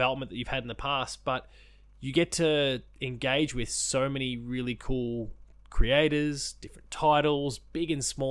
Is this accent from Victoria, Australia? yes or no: yes; Victoria, Australia; a Victorian